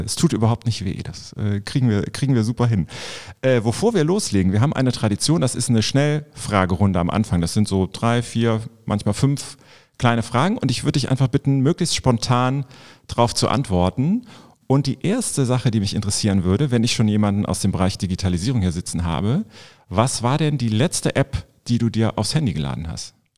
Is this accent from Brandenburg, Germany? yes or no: no; Vulkaneifel, Rhineland-Palatinate, Germany; moved away as an adult; now in Cologne, Germany; ich komme selber gebürtig aus der Vulkaneifel. Und äh, da ist man eigentlich froh, wenn man dann äh, irgendwann volljährig ist, dass man da wegkommt